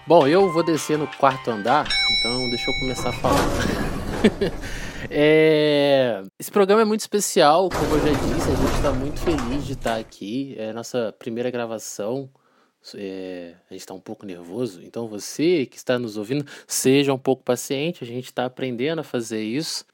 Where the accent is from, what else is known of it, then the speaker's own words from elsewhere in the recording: Volta Redonda, Rio de Janeiro, Brazil; Eu sou de, eu sou de Volta Redonda, interior do estado do Rio de Janeiro, né? E eu no ensino médio eu estudava numa escola técnica aqui em Volta Redonda